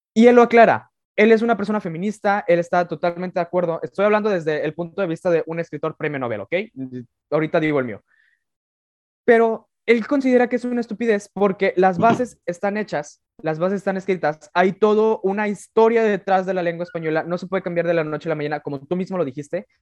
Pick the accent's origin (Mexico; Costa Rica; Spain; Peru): Mexico; el español castellano que hablamos en México